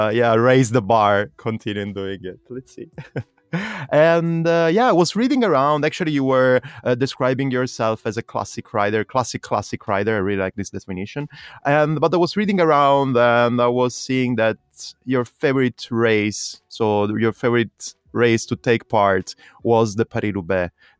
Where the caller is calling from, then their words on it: Berlin, Germany; English is a second language; Just because you know that I'm talking from Berlin, that's why you mentioned Jens Voigt.